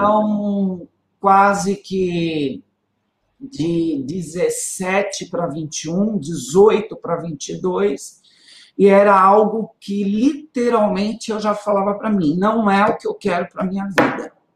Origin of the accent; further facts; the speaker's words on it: São Paulo, Brazil; moved away as an adult; now in Guarulhos, Brazil; eu saí de Guarulhos muito cedo, com três anos de idade. O meu pai, por causa de trabalho, teve que mudar para São Paulo. Então a gente passou a morar em São Paulo.